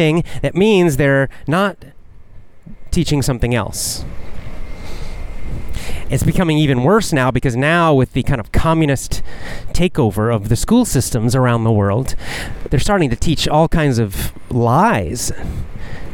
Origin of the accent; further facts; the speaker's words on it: United States; I'm American, so we learned American history